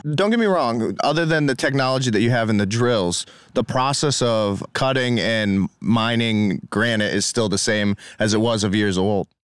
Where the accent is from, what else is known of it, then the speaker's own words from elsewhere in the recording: East Longmeadow, Massachusetts, United States; I grew up in Western Mass, and we had the brownstone and the redstone quarries out there.